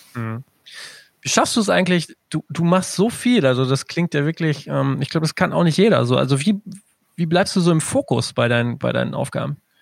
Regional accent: Germany; als Deutscher

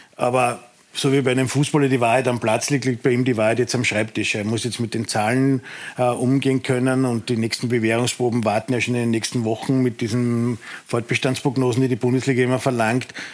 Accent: Austria; als Österreicher und österreichischer Fan

